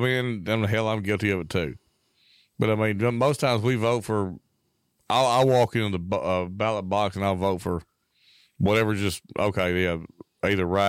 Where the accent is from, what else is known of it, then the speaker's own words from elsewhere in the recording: Parkin, Arkansas, United States; the black kids I grew up with, adults now, but the black people I grew up with in Parkin, Arkansas